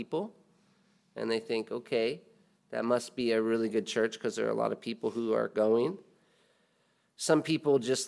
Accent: United States; as an American

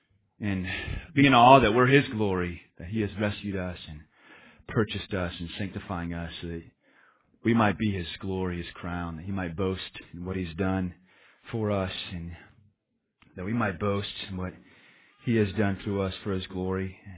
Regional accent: Spokane, Washington, United States; we came from Caucasianville, just white suburbia, Spokane, Washington, and there's like three Asians

